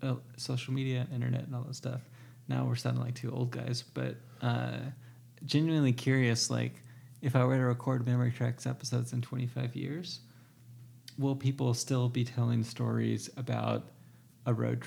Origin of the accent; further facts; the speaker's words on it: Southern United States, United States; it's like I'm from the South and you're from the Northeast.